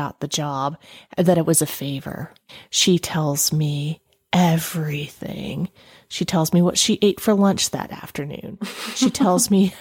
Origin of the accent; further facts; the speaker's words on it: the South, United States; I was raised in the South